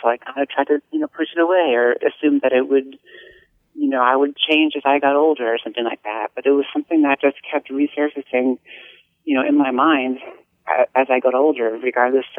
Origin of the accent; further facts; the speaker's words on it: New Hampshire, United States; for me, growing up in New Hampshire